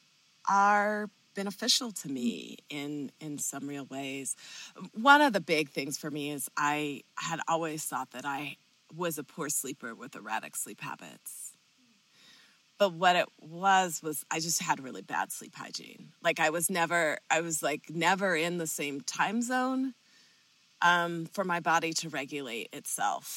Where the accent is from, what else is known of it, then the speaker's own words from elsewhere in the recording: Southern California, United States; also born or lived in Colorado; I grew up in Southern California